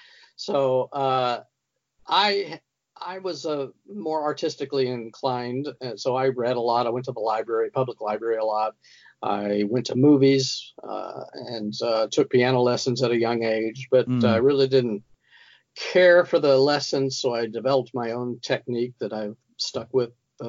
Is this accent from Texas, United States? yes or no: yes; West Texas, United States; I was a child of the 1950s and 60s. I grew up in West Texas and in a small town.